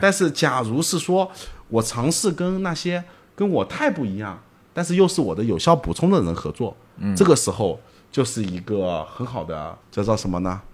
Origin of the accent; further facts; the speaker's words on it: Zhejiang, China; 我是浙江人